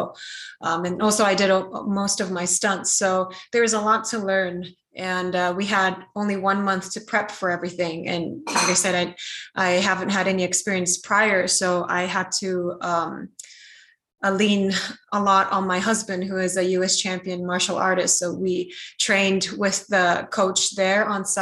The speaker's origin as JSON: {"language": "English", "country": "Japan", "tie": "born or raised there", "also_born_or_lived": "United States", "said": "I was born in America and I grew up in Japan"}